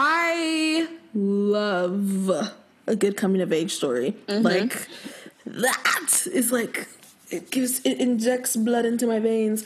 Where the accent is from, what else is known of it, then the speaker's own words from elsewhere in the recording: Nigeria; I'm literally Nigerian, like.